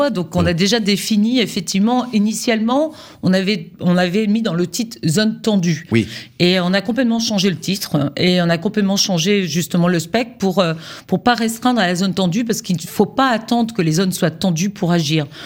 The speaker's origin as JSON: {"language": "French", "region": "Brittany", "country": "France", "said": "comme chez moi en Bretagne, où on accumule un peu les attraits"}